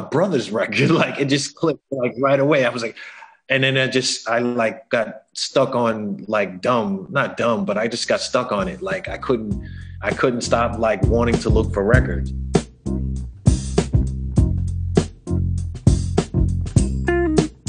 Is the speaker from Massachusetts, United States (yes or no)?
yes; Boston, Massachusetts, United States; moved away as an adult; also born or lived in Brooklyn, New York City; now in Berlin, Germany; I'm originally from Boston, Massachusetts, born and raised there